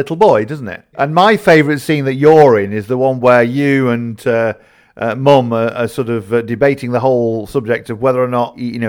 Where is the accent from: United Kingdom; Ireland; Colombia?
United Kingdom; Yorkshire and the Humber; I grew up in Yorkshire, not in Lancashire, but, you know, I lived in a little square in Yorkshire and, you know, 1970s, everyone knew each other's business.